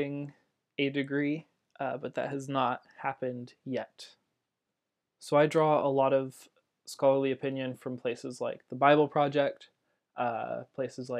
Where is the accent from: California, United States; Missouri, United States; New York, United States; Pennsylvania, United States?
California, United States; Central; I grew up in Central California